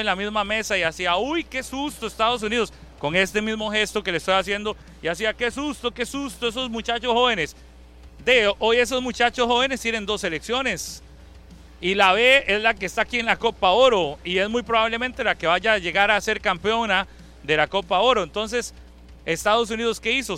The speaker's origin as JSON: {"language": "Spanish", "country": "Costa Rica", "said": "somos pulseadores los ticos"}